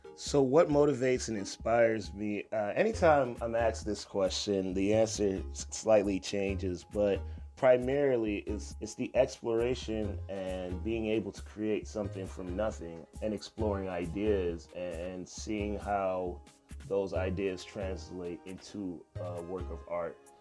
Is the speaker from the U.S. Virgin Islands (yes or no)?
yes; U.S. Virgin Islands; now in United States; I'm originally from Saint Croix, and I started young there. And then when I moved to the States